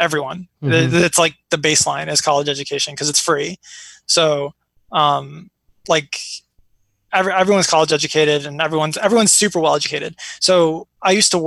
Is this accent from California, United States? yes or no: no; Chicago, Illinois, United States; also born or lived in Iraq; now in New York, United States; I was born in Iraq. I moved here with my family during the Gulf War, and it's always been weird for me because I grew up in like the north side of Chicago